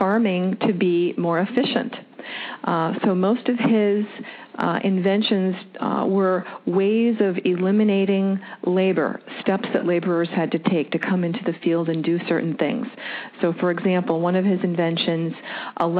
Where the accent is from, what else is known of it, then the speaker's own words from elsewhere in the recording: Wisconsin, United States; also born or lived in Florida; now in Dearborn, United States; I'm from Wisconsin also